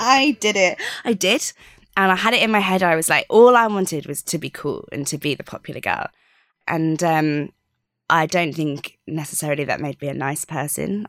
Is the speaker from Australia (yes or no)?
yes; Sydney, New South Wales, Australia; I was born out in Australia